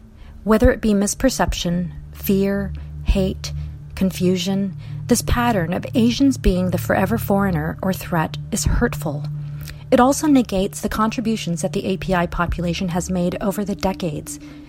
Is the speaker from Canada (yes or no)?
no; Hawaii, United States; also born or lived in Seoul, South Korea; now in Seattle, United States; I am Korean-American living just outside of Seattle, Washington. I was born in Seoul, South Korea, and my family immigrated to Hawaii when I was a little girl.